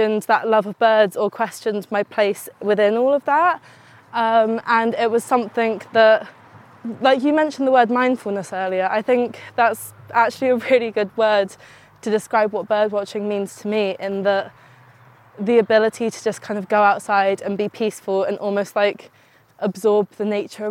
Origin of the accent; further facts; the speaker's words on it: England, United Kingdom; And I am very English